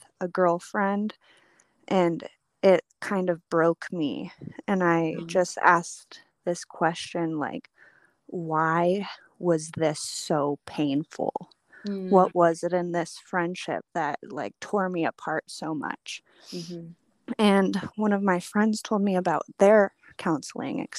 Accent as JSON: {"language": "English", "region": "California", "country": "United States", "tie": "born or raised there", "said": "I grew up in California. I'm through and through"}